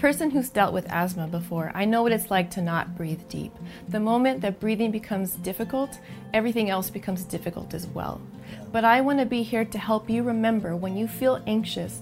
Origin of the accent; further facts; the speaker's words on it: El Paso, Texas, United States; moved away; my hometown of El Paso, Texas